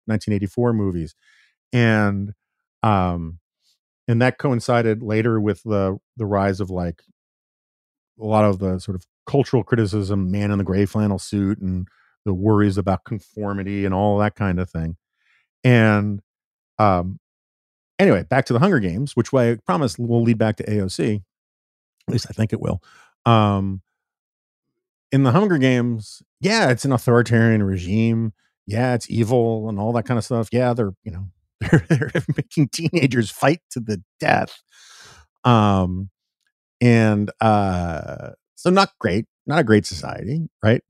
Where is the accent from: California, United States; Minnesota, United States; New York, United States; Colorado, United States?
New York, United States; New York City; I grew up in New York City, um, not far from